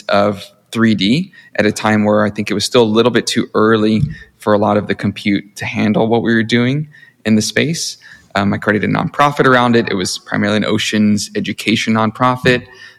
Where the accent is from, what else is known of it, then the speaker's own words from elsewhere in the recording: Mississippi, United States; also born or lived in Hawaii / Silicon Valley; now in Los Angeles, United States; I started out as a child of immigrants, born and raised in Mississippi in the Deep South. Jay and I both shared that Southern root, if you will.